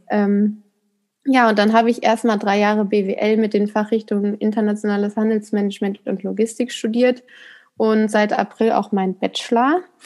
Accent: Ruhr area, between Marl and Haltern am See, North Rhine-Westphalia, Germany; Und das Bauerndorf ist Kleinherne. Hier bin ich auch aufgewachsen

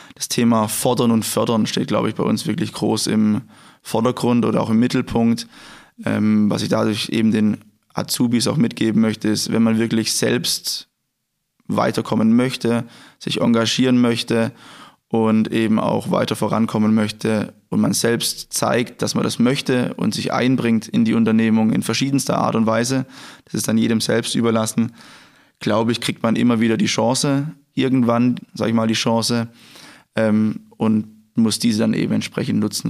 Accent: Germany; Ich komme hier aus der Gegend, es sind circa 10 Kilometer von hier entfernt

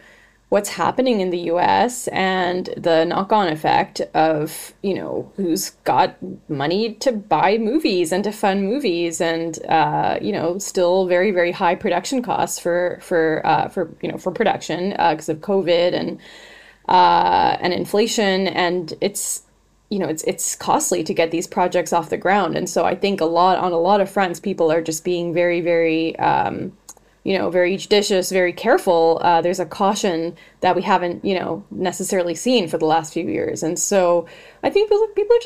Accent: Canada; I'm Canadian

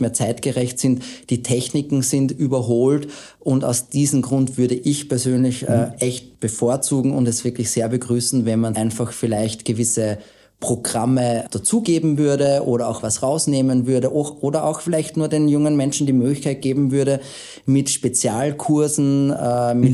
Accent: Austria; wir Österreicher

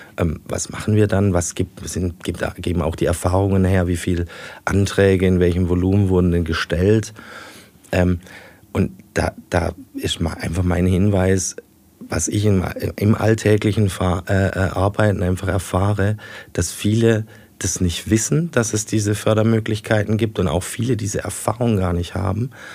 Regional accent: Heilbronn, Baden-Württemberg, Germany; meine Heimat immer hier gesehen hatte

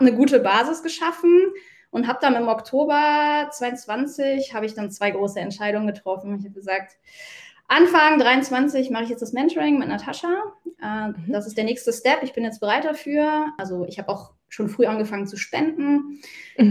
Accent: Mönchengladbach, North Rhine-Westphalia, Germany; moved away as an adult; habe mich dann auch entschieden, äh, meine Heimatstadt zu verlassen, meine mhm. Wohnung zu verlassen, meinen Job zu verlassen, meinen Fußballverein zu verlassen nach 17 Jahren

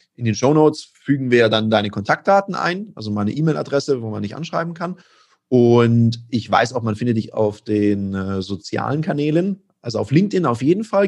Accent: Stuttgart, Baden-Württemberg, Germany; als gebürtiger Stuttgarter

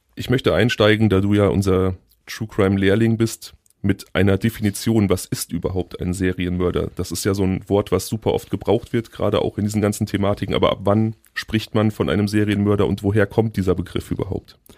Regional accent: Hickengrund, North Rhine-Westphalia, Germany; moved away; ich bin im Hickengrund aufgewachsen

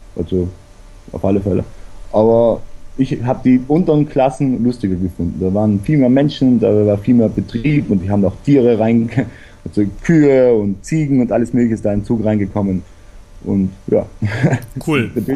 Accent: South Tyrol, Trentino-Alto Adige, Italy; ich komme aus Südtirol und bin da eigentlich aufgewachsen in recht guter Luft

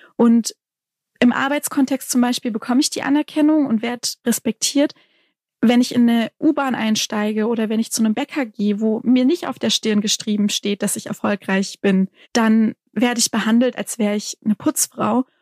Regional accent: Lake Constance, Baden-Württemberg, Germany; also born or lived in Stuttgart / Tübingen; ich bin ja hier in Baden-Württemberg aufgewachsen, an der Enns geboren, am Bodensee aufgewachsen, dann später nach Stuttgart

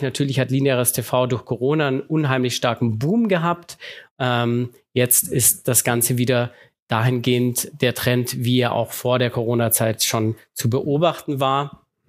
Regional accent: Germany; bei uns in Deutschland

